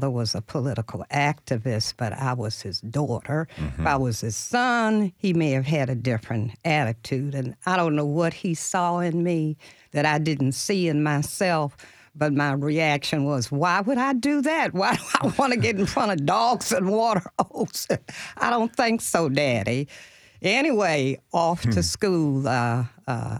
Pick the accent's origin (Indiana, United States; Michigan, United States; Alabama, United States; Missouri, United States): Michigan, United States; Detroit; moved away as an adult; also born or lived in Nashville, Tennessee; I'm from Detroit, Michigan, so my background was quite a bit different growing up middle class in such a progressive city as Detroit was back then.